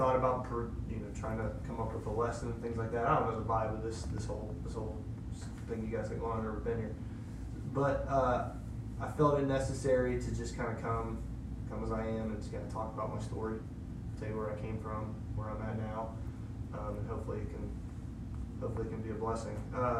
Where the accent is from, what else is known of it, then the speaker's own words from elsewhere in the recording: Ohio, United States; born there; also born or lived in Illinois / Indiana / Pennsylvania; So I was born in Ohio, and a year later we moved to Illinois. A year after that we moved to Indiana. A year after that we moved to back to Ohio, a different place. And then we moved to Pennsylvania